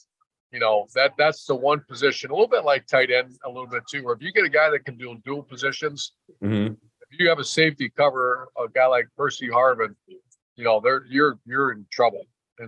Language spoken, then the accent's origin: English; Toledo, Ohio, United States; also born or lived in Cincinnati / Cleveland; And I'm from Toledo. I'm actually from Toledo and Cincinnati and Cleveland